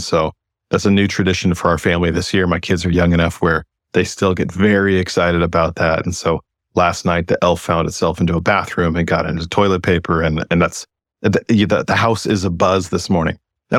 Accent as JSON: {"language": "English", "region": "West Coast", "country": "United States", "said": "So, you know, I'm someone from the West Coast. I've lived in California and Oregon my entire adult life."}